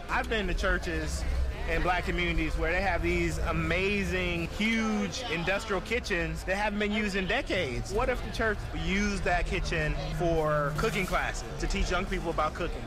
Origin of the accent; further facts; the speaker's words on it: Memphis, Tennessee, United States; now in Oakland, United States; I grew up in Memphis, Tennessee